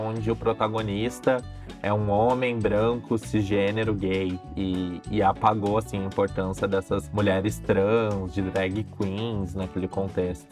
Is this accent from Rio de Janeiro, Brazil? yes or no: no; Novo Hamburgo, Rio Grande do Sul, Brazil; Eu sou de Novo Hamburgo